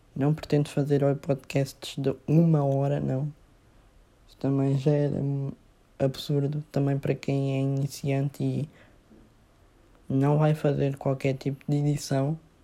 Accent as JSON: {"language": "Portuguese", "country": "Mozambique", "said": "eu sou de Moçambique"}